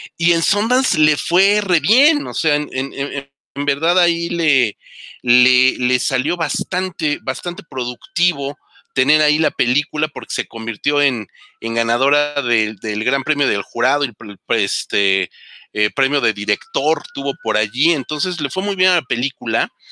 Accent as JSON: {"language": "Spanish", "country": "Mexico", "said": "nosotros como mexicanos aquí viviendo en, la ciudad más grande del mundo"}